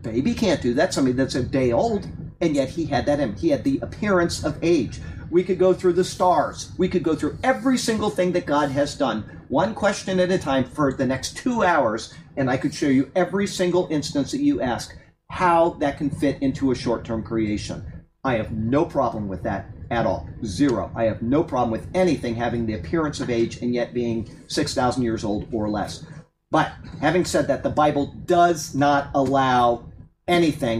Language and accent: English; Sarasota, Florida, United States; I was raised in Sarasota, Florida